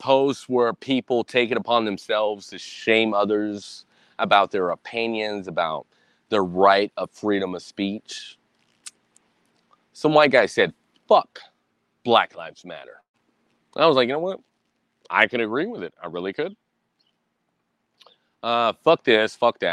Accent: United States; I am a Hispanic man in America.

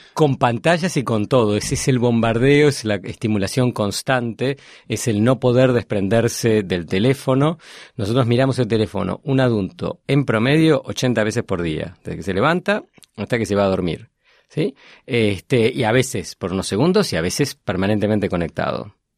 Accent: Argentina; soy argentino, enseño en Northwestern University

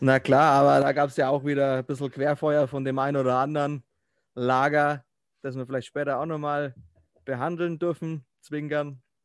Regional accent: Herzogenaurach, Bavaria, Germany; Bin aus Herzogenaurach, also ah, nicht gar so weit weg von Nürnberg. Franke

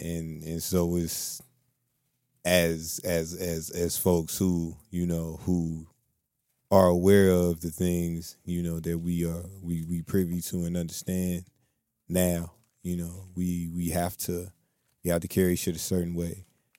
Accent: Muskogee, Oklahoma, United States; born there; I was born in Muskogee, Oklahoma, you know what I'm saying, in 1988.

